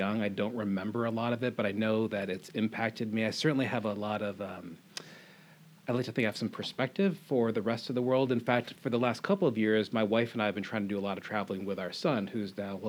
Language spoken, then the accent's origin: English; Ann Arbor, Michigan, United States; also born or lived in Australia / Philippines; I grew up in Michigan, in Ann Arbor. My dad was a professor there. He was an anthropologist. So as a young age, we traveled all over the world. We lived in Australia. My mom's Filipino, spent a lot of time in the Philippines.